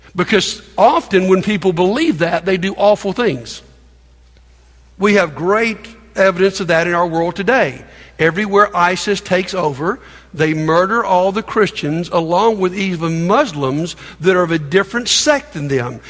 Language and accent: English; United States; We grew up in America